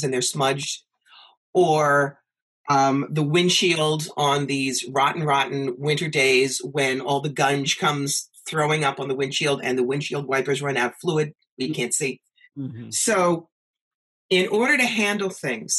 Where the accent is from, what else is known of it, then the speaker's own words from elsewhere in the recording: New York, United States; moved away as an adult; also born or lived in Atlanta; I'm from New York